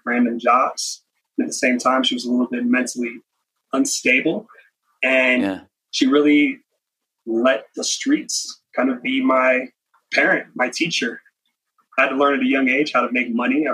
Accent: Las Vegas, Nevada, United States; Eastside Las Vegas to where I grew up

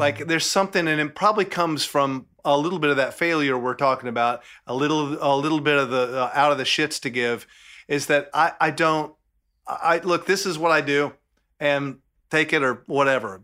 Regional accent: Southern, United States; accent: Southern; my Southern accent

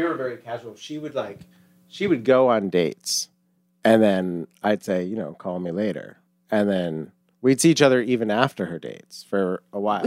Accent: Longmeadow, Massachusetts, United States; I am thirty-seven and from Massachusetts

